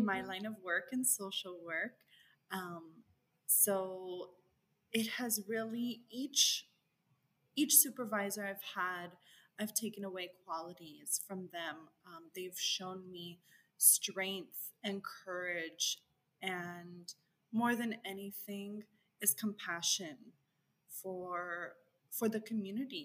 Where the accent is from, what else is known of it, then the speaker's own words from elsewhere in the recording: El Paso, Texas, United States; growing up in El Paso, Texas